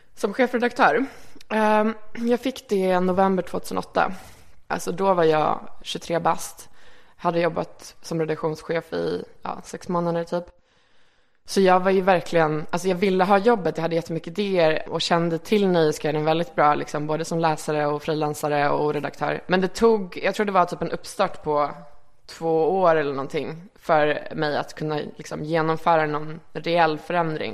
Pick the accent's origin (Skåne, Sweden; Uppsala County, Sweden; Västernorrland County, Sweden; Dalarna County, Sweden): Skåne, Sweden; Malmö; moved away as an adult; also born or lived in Reykjavik, Iceland / Örebro, Sweden; now in Stockholm, Sweden; både Örebro och Malmö har jag växt upp liksom, kan man säga. Men kanske mest Malmö